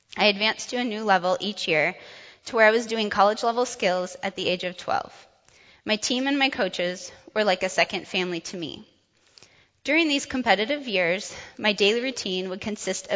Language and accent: English; Urbandale, Iowa, United States; also born or lived in Grand Island, Nebraska / Sioux Falls, South Dakota; when I turned three, we moved to the Des Moines area where we stayed the rest of my childhood.